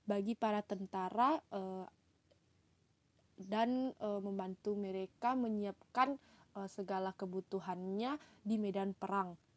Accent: Pontianak, West Kalimantan, Indonesia; perkenalkan … asalku dari Pontianak, Kalimantan Barat, Indonesia.

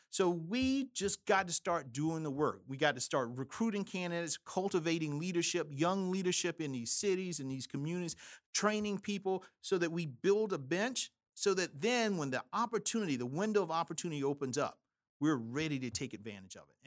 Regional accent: South Carolina, United States; I'm from South Carolina

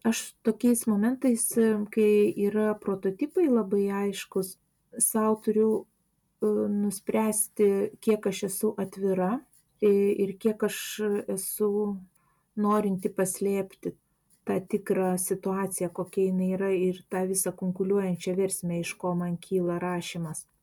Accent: Vilnius, Vilnius County, Lithuania; moved away as an adult; now in Klaipėda, Lithuania; aš esu Vilnietė, vad Klaipada jau senai gyvenu, bet būdama Vilniuje gyvendama

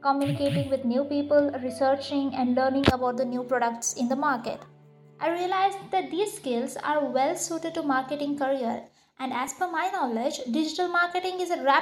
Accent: Dharwad, Karnataka, India; moved away as an adult; now in Bangalore, India; I hail from Dharwad and completed my undergraduate in commerce and moved into Bangalore for my higher education

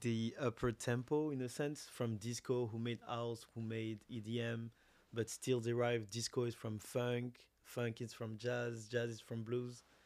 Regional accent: Côte d’Ivoire; moved away as an adult; now in Montreal, Canada; I'm from Ivory Coast. My mother is from Senegal and Mali

